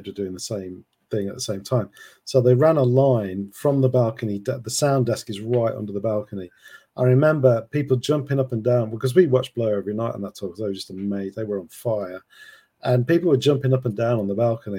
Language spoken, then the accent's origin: English; Sheffield, Yorkshire and the Humber, United Kingdom; moved away; I'm from Sheffield originally